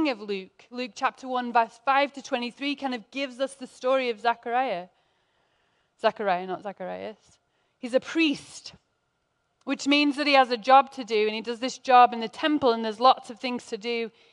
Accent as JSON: {"language": "English", "region": "England", "country": "United Kingdom", "moved": "yes", "lives_now": "United States", "said": "as an English person"}